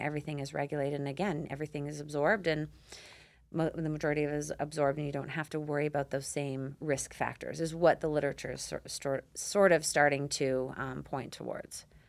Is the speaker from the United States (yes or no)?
no; Canada; I grew up on it in Canada